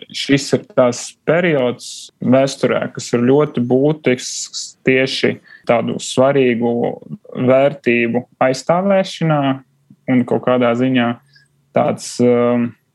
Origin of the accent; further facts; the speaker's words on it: Riga, Latvia; also born or lived in Krāslava, Latvia; es nāku no Krasnodas. Mana liela, ja ne lielākā daļa no ģimenes tur ir dzimusi un, un arī joprojām dzīvo. Bet nu, pats es mācījos jau skolā Rīgā